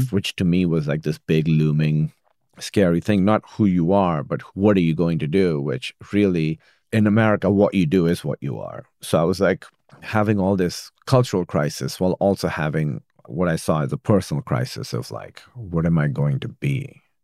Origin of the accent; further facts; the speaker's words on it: Pakistan; now in United States; I grew up in Pakistan